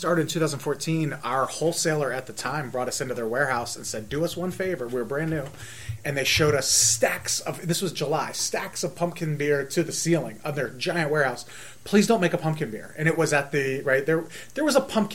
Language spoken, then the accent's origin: English; Jersey Shore, Pennsylvania, United States; moved away; I'm from Jersey Shore, Pennsylvania